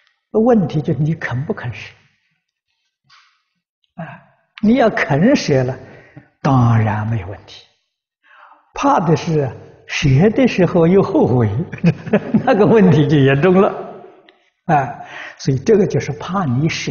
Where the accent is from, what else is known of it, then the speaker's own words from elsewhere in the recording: China; 啊，我们中国人讲灵魂呢，走了没有？